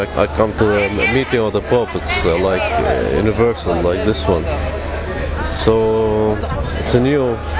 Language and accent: English; Jerusalem, Jerusalem District, Israel; I'm from Jerusalem, Israel.